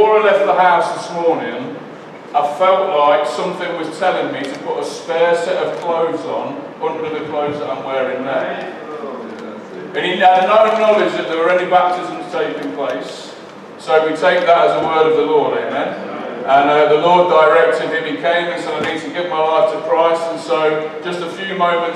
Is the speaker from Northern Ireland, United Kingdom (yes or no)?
no; Leicester, East Midlands, United Kingdom; I'm from Leicester and that's, we say things a bit funny